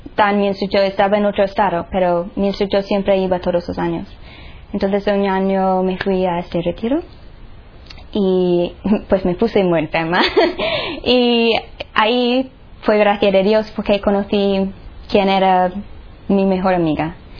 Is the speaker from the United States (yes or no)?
yes; Nashville, Tennessee, United States; Spanish is a second language; moved away; soy de Estados Unidos, um, de Nashville, Tennessee. Crecí allí